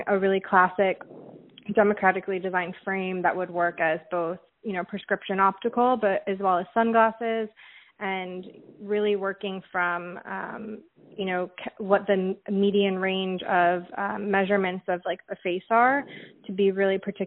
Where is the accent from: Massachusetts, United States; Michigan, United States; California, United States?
Michigan, United States; I'm from Michigan